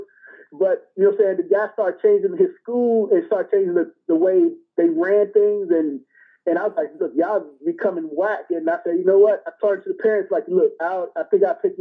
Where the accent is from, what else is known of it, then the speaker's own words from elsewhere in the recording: Washington, District of Columbia, United States; also born or lived in Asia / Africa; I'm from Washington, D.C., born and raised, man. That's where I grew up at.